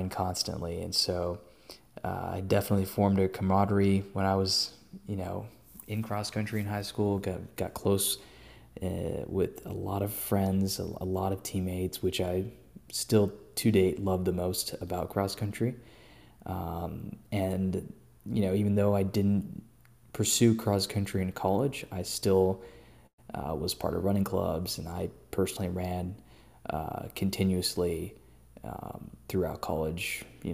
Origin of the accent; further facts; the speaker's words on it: Austin, Texas, United States; also born or lived in Hyderabad, India; Born and raised in Austin, Texas